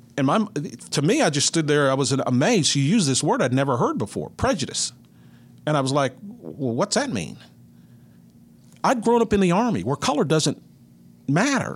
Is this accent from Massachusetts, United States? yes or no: no; Mineral Wells, Texas, United States; moved away as an adult; now in Kansas City, United States; I grew up in Mineral Wells, Texas, which is about 90 minutes from the, I'm in north central Texas